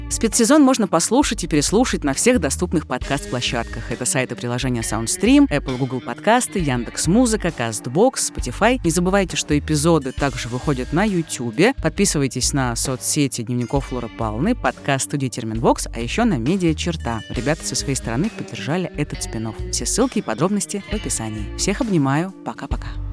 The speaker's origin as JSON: {"language": "Russian", "town": "Rostov-on-Don", "region": "Rostov Oblast", "country": "Russia", "tie": "born or raised there"}